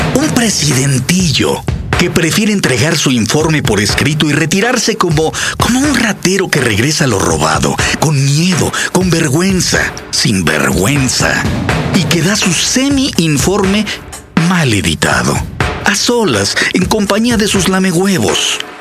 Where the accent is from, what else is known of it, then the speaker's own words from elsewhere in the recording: Mexico City, Mexico; mi tierra, comenzó a temblar